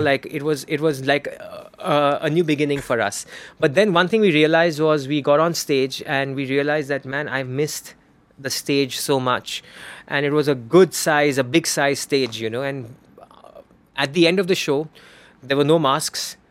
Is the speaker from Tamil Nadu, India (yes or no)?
no; Bangalore, Karnataka, India; accent: Parsi Hindi accent; I'm from Bangalore, it's another thing I'm a Parsi. And Parsis have the freaking weirdest Hindi accent on the planet.